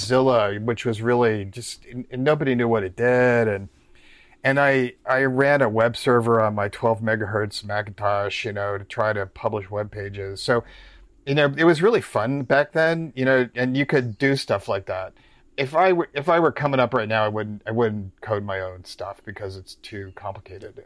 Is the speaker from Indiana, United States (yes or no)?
no; New York, United States; also born or lived in Omaha, Nebraska; now in Cincinnati, United States; I'm originally from New York's, New York State